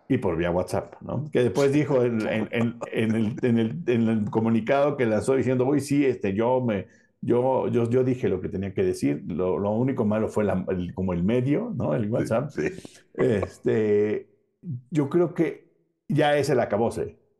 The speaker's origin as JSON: {"language": "Spanish", "country": "Mexico"}